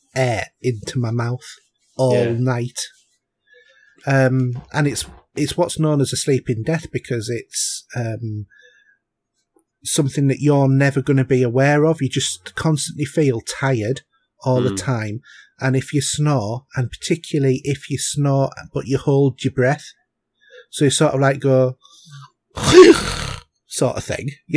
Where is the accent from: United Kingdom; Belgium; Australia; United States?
United Kingdom; Yorkshire and the Humber; I come from North Yorkshire